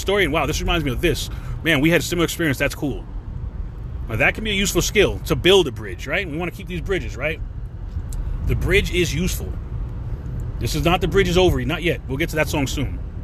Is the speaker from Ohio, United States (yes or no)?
no; New York, United States; moved away as an adult; now in Florida, United States; being a New Yorker